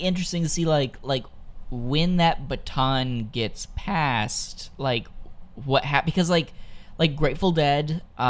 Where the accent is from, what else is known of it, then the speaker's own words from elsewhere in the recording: Virginia, United States; moved away as an adult; I'm from Virginia. I lived in Virginia for, you know, 18 years of my life.